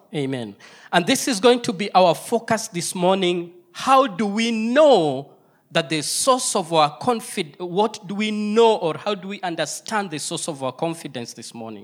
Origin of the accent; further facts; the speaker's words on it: Kenya; I come from Kenya, my wife is Singapore, she is Kenyaporian